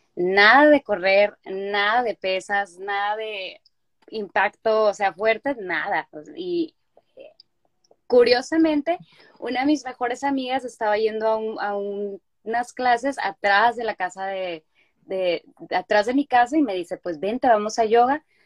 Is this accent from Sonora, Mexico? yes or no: no; Culiacán, Sinaloa, Mexico; moved away as an adult; also born or lived in Mexico City; now in United States; yo soy originaria de Culiacán, Sinaloa